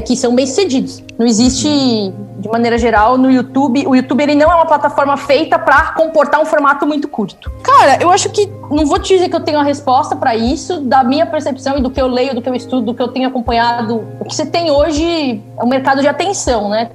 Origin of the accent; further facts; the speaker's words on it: São Bernardo do Campo, São Paulo, Brazil; Eu sou do ABC, na verdade, eu nasci em São Bernardo